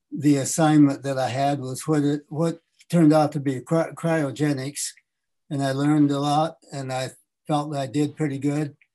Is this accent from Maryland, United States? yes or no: no; Michigan, United States; moved away as an adult; also born or lived in Long Beach, California; I'm originally from Michigan, and um, I, my inspiration for aviation came from uh, being just west of Detroit